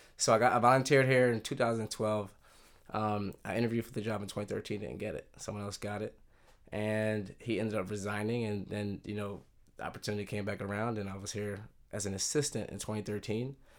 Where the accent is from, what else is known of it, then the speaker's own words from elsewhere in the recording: Philadelphia, Pennsylvania, United States; moved away as an adult; I grew up in Philadelphia right outside the suburbs